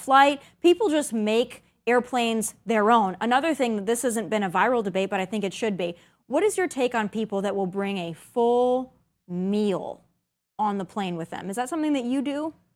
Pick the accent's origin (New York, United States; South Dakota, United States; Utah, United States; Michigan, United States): South Dakota, United States; moved away; growing up in South Dakota